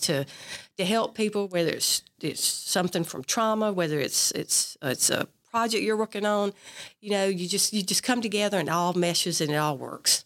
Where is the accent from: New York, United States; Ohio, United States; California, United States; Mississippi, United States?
Mississippi, United States; Perry County, South; also born or lived in Mobile, Alabama / Biloxi, Mississippi; Grew up in Perry County